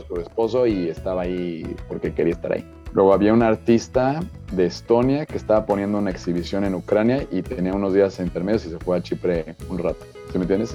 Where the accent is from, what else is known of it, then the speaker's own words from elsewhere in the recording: Mexico; yo soy mexicano